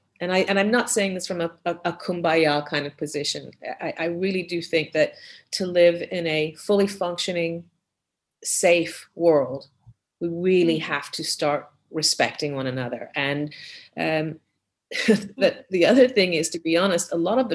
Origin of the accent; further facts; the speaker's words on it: Canada; moved away; also born or lived in Barbados / Europe; growing up in Canada, where I spent the majority of my younger years